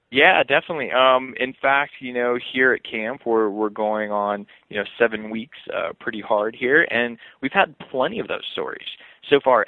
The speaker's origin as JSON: {"language": "English", "town": "Los Angeles", "region": "California", "country": "United States", "tie": "born or raised there", "also_born_or_lived": "Pennsylvania", "said": "I was born in Los Angeles so the concrete jungle out there"}